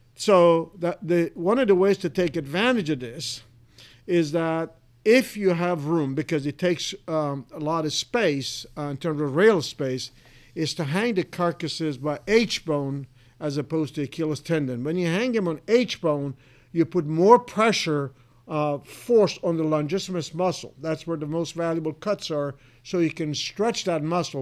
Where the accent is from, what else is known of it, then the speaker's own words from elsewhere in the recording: Iran; moved away as an adult; now in Clay Center, United States; I was originally from Iran. I was born and raised